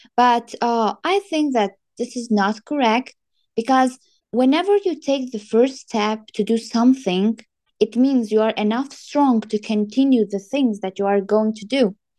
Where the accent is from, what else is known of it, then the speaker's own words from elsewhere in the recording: Tajikistan; moved away as an adult; now in Kazakhstan; I'm from Tajikistan